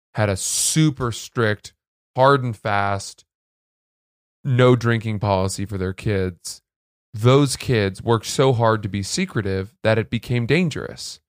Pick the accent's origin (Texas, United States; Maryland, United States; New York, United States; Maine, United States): Maine, United States; Freeport; I grew up in Maine